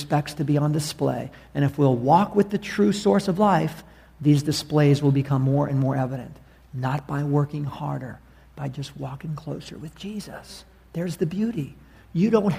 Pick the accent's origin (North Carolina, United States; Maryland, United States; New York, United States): New York, United States; New York City; moved away; I was from New York City